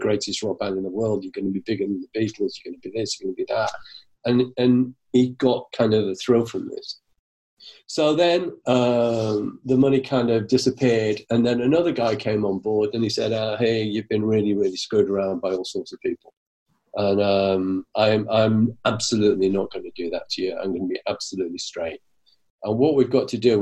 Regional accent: Manchester, North West England, United Kingdom; I'm from Manchester

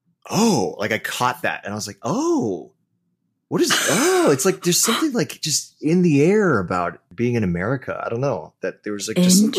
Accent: Thailand; also born or lived in United States; now in Los Angeles, United States; I was born in the States, but grew up in Thailand and went to international school.

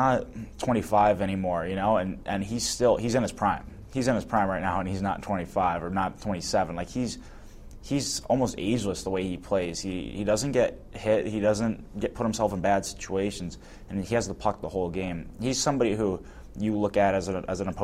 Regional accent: St. Louis, Missouri, United States; growing up in St. Louis

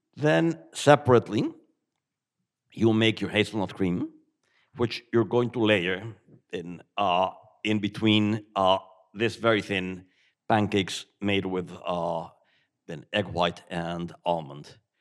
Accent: Mexico City, Mexico; moved away as an adult; now in Ireland; I grew up in Mexico, but eating uh, Wiener Schnitzel and Tafelspitz

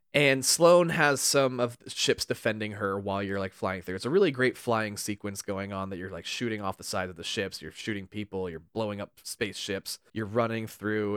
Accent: California, United States; we grew up in very different parts of California

